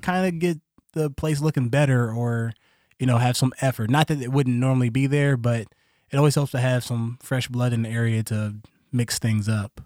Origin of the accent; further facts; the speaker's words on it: Columbus, Ohio, United States; I was born in Columbus, Ohio